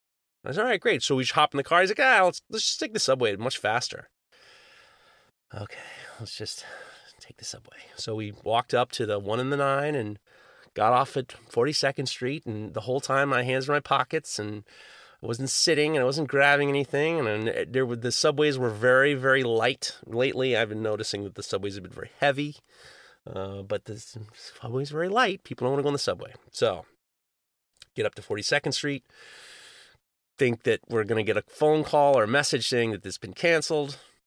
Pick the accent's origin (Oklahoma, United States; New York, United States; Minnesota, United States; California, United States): New York, United States; New York City; I grew up in New York City, and I love taking the subway, but I hated grabbing on all the handles.